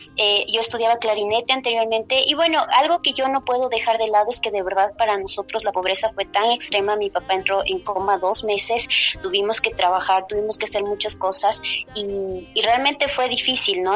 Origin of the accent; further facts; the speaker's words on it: Cotacachi, Imbabura, Ecuador; soy mujer quichua de Cotacachi, al norte del Ecuador